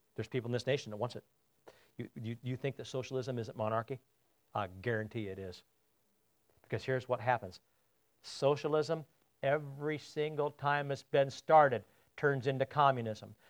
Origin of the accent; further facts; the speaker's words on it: United States; I'm an American and not a Brit